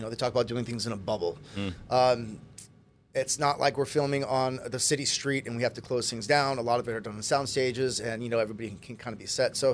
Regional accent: Kailua, Hawaii, United States; moved away as an adult; also born or lived in California; I grew up in Kailua, local boy. Right here on Oahu.

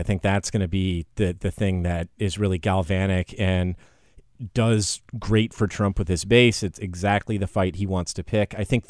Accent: Russia; growing up in Russia, where we venerated the dead heroes

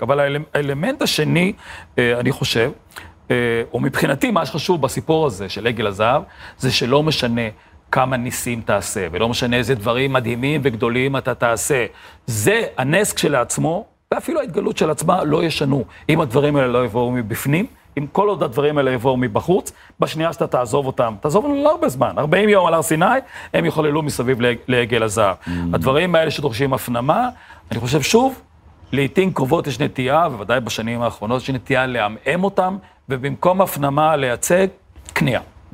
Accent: Beersheba, Southern District, Israel; כשאני גדלתי בבאר שבע

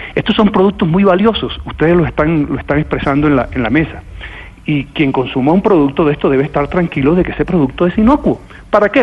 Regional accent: Barranquilla, Atlántico, Colombia; Yo vengo de Barranquilla

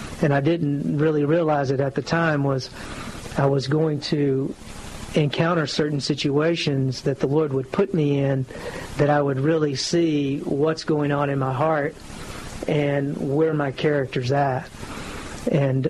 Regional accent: Mount Vernon, Texas, United States; also born or lived in Longview, Texas; I grew up in Northeast Texas, Mount Vernon, Texas, which is about an hour north

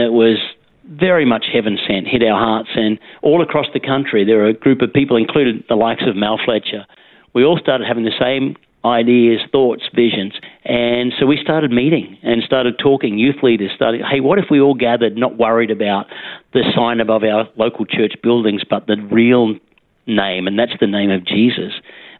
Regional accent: Dalby, Queensland, Australia; also born or lived in Gosford, New South Wales; Yeah, I was born in Gosford in the beautiful Central Coast. Mm-hmm. But my parents, who moved around, particularly through rural Queensland, moved to places such as Dalby, mm-hmm. on the Darling Downs, where I was there some of my formative years

